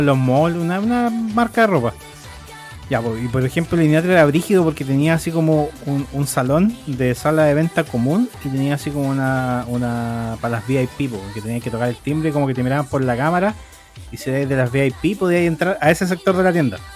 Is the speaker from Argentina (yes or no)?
no; Chile; harta gente me reconoció como chileno